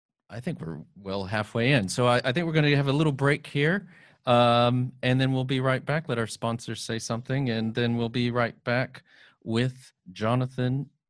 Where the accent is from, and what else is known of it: United States; now in United Kingdom